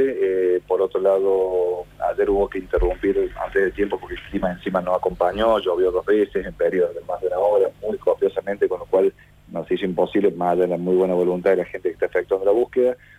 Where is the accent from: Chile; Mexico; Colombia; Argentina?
Argentina; Córdoba; somos de Córdoba